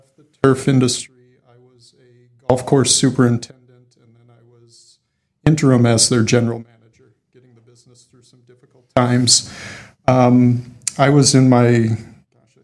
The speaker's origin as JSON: {"language": "English", "region": "Minnesota", "country": "United States", "tie": "born or raised there", "also_born_or_lived": "eastern United States", "said": "I'm from Minnesota, grew up here, spent a couple of years out east before coming back here"}